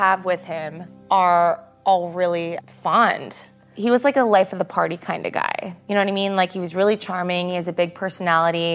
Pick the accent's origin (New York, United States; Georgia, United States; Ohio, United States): New York, United States; Long Island; moved away as an adult; Chris and I grew up on Long Island, and I left the day after high school graduation